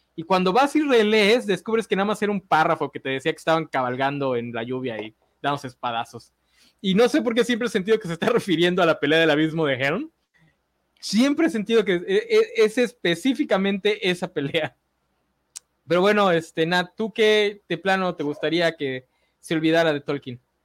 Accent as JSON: {"language": "Spanish", "country": "Mexico", "said": "como mexicanos"}